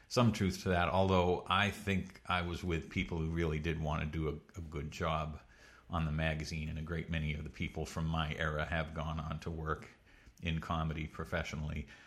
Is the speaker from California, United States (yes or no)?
no; Pepperell, Massachusetts, United States; also born or lived in Connecticut; originally from, uh, semi-rural Massachusetts, a town called Pepperell